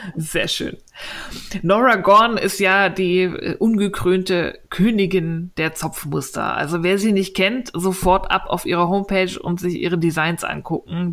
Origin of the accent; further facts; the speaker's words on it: Berlin, Germany; als Berliner